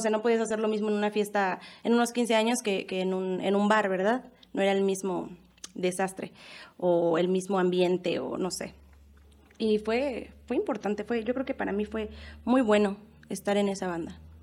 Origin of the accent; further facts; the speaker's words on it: Mexico City, Mexico; moved away as an adult; now in Michoacán, Mexico; yo soy originaria de la Ciudad de México. Eh, Aquí en Michoacán voy a hacer, voy a cumplir eh, cinco años el 9 de diciembre